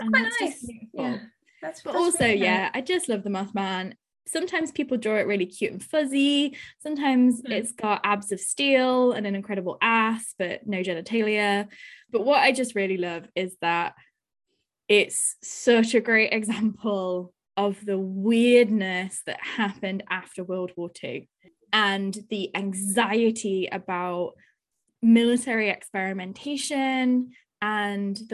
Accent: Nottingham, East Midlands, United Kingdom; I'm from Nottingham

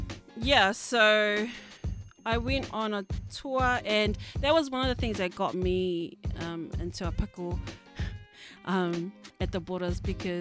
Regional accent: New Zealand; growing up in New Zealand

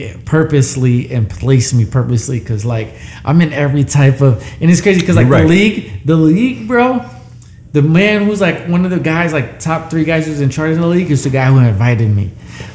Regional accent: Puerto Rico; I'm Puerto Rican. I grew up around Jamaica. I grew up around hard work.

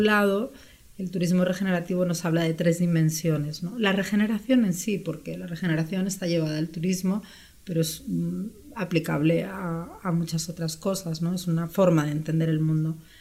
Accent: Spain; moved away as an adult; also born or lived in Brazil / Peru; now in Mexico; mis papás son españoles, vivieron 12 años allá, entonces yo ya nací viajando de alguna forma, ¿no? Regresamos a España cuando yo tenía 6 años

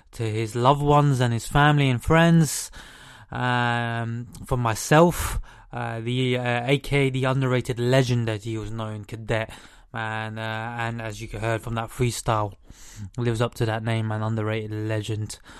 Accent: London, United Kingdom; I'm from the UK. I'm from London

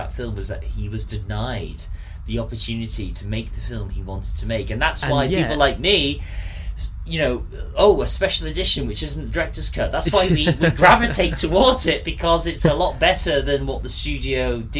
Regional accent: North Wales, United Kingdom; I grew up in North Wales

